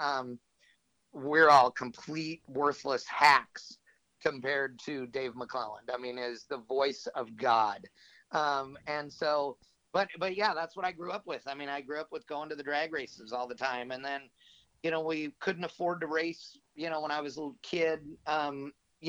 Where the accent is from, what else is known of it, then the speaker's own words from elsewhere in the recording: Fremont, California, United States; I grew up in Northern California, basically at Fremont Drag Strip.